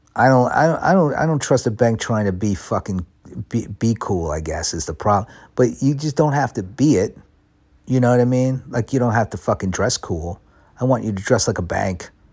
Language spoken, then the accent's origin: English; United States; now in London, United Kingdom; I'm an American.